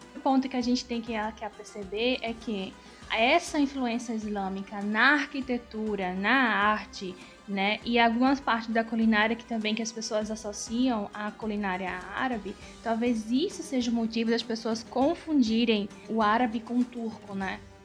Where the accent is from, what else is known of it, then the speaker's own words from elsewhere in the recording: Recife, Pernambuco, Brazil; Sou de Recife, Recife em Pernambuco